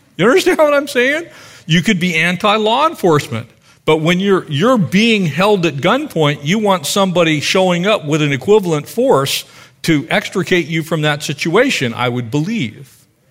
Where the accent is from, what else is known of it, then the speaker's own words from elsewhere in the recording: United States; us as American Christians